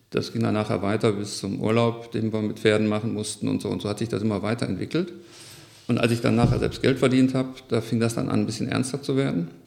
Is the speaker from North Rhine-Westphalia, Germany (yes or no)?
yes; Mülheim, North Rhine-Westphalia, Germany; Ja, ich bin in Mülheim-Stierum aufgewachsen.